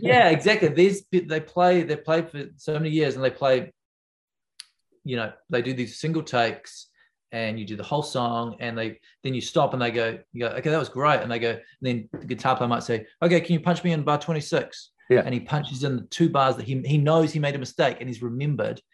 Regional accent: Wellington, New Zealand; I come from Wellington, where everyone knows everyone.

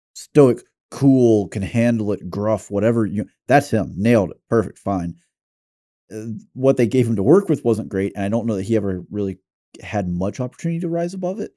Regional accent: the South, United States; it'd be hard for someone to say, "Oh, you're definitely from the South," until I say "y'all."

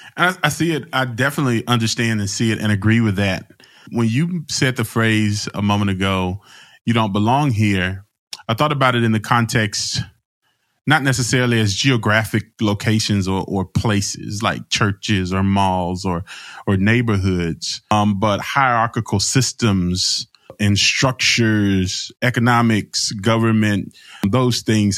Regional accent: Alabama, United States; I'm from Alabama

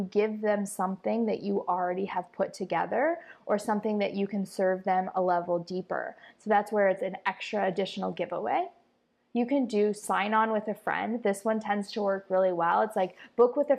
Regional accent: Iowa, United States; moved away as an adult; now in Costa Rica; I'm from Iowa

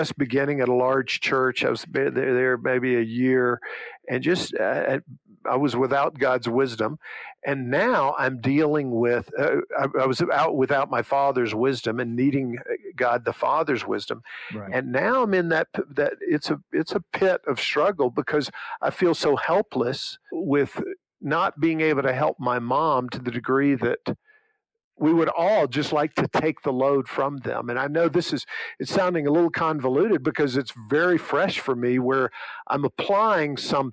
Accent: Monroeville, United States; moved away; when I was at my hometown in Monroeville

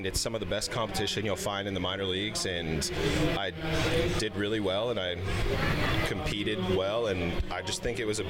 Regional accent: Arizona, United States; growing up in Arizona

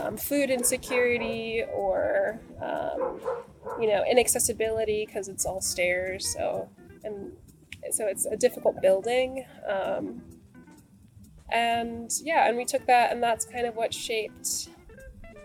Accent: Minneapolis, Minnesota, United States; moved away as an adult; now in Portland, United States; I am from Minneapolis, Minnesota, and I moved to Portland about 4 years ago

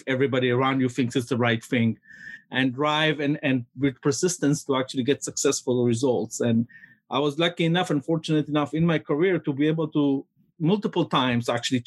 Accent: Jerusalem, Jerusalem District, Israel; now in San Francisco, United States; I was born in Jerusalem, Israel. And I'm ninth generation in Jerusalem

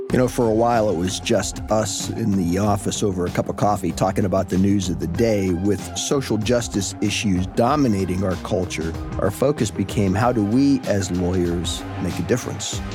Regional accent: Steubenville, Ohio, United States; I'm from Steubenville and I served in the Navy, got here in nineteen ninety-one

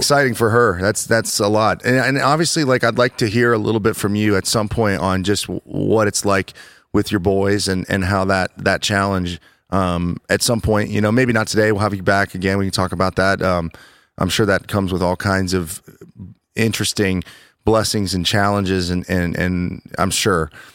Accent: Worthington, Ohio, United States; I'm from Worthington

